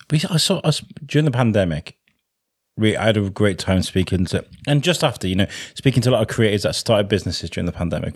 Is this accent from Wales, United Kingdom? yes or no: yes; Wrexham, Wales, United Kingdom; growing up in Wales, in Wrexham